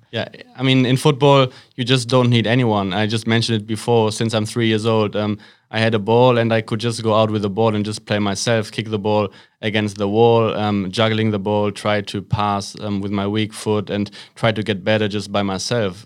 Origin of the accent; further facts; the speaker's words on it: Waltrop, North Rhine-Westphalia, Germany; a small town is called Waltrop. It's not far away from Dortmund, um, so the west of Germany. That's where I grew up.